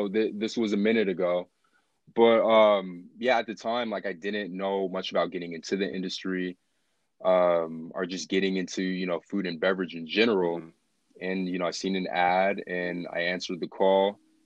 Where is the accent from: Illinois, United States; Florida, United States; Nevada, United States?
Nevada, United States; Las Vegas; I'm born and raised here, so yeah, this is home plate